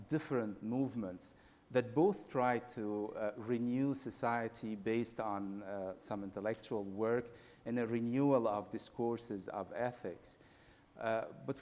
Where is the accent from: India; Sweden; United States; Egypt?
Egypt; I was born in Egypt